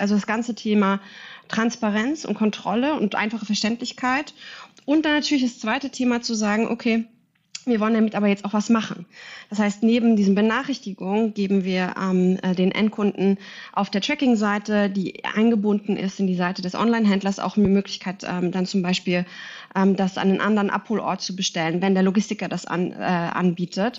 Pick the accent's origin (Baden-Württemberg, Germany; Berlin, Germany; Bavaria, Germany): Berlin, Germany; moved away as an adult; now in Singapore; Ich bin in Berlin, zurück in meine Heimat